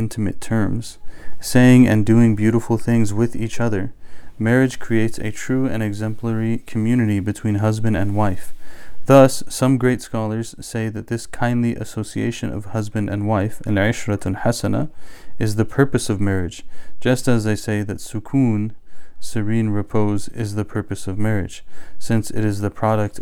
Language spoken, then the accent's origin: English; United States; we're American by culture